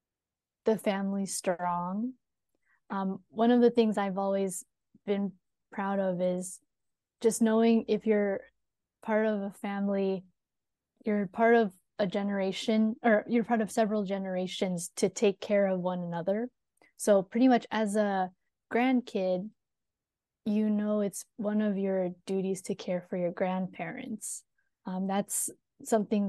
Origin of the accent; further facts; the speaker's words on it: Southern California, United States; also born or lived in Bay Area, California; I grew up in Southern California in a very white neighborhood